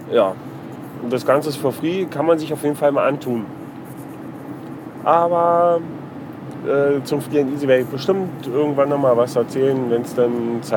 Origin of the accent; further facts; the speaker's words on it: Freising, Bavaria, Germany; Und dann hat er mich gefragt, wo ich herkomme. Da sage ich, aus Freising.